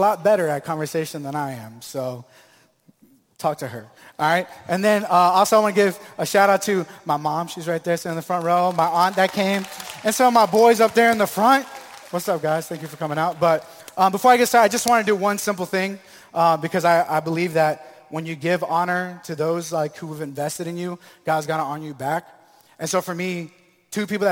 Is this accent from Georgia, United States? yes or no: no; Tampa, Florida, United States; also born or lived in Maryland; I was born in Maryland, but raised here in Tampa, Florida.